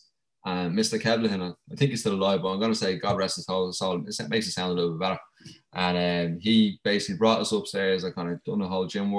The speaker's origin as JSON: {"language": "English", "country": "Ireland", "tie": "born or raised there", "said": "growing up in Ireland was pretty sick."}